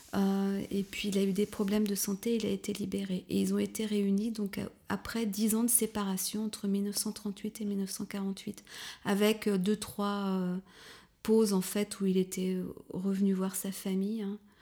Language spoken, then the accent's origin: French; Paris region, Île-de-France, France; moved away as an adult; also born or lived in Touraine; now in Berlin, Germany; Je suis née en Touraine, mais j'ai grandi dans la région parisienne, en fait, en banlieue.